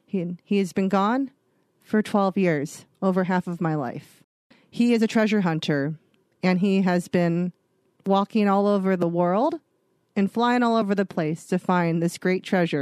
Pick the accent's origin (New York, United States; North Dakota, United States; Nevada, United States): North Dakota, United States; I grew up in the Dakotas. We just went back and forth between the two, but we've maintained our time in North Dakota.